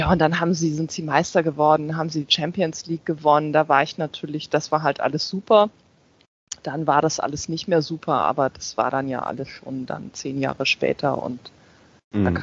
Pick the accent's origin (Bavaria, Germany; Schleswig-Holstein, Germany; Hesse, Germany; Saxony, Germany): Schleswig-Holstein, Germany; Flensburg; Weil ich in Hamburg lebe, ich komme aus Flensburg, ich bin halt zum Studium nach Hamburg gezogen